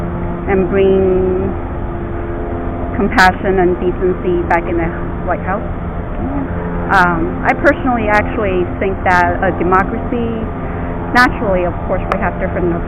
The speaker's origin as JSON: {"language": "English", "town": "Houston", "region": "Texas", "country": "United States", "said": "And I'm from West Houston."}